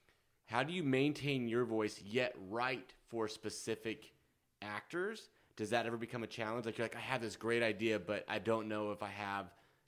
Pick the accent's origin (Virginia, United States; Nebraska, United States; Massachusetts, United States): Nebraska, United States; now in Los Angeles, United States